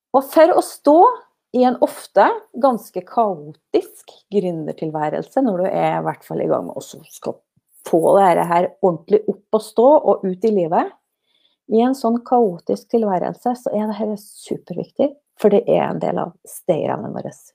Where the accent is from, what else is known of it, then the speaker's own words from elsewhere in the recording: Snåsa, Trøndelag, Norway; å komme tilbake til heimplassen min til Snåsa